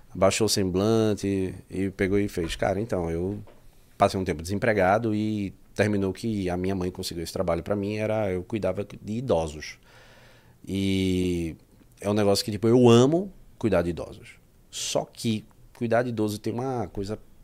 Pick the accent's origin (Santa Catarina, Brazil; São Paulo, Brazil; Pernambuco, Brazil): Pernambuco, Brazil; moved away as an adult; now in Portugal; eu sou de Pernambuco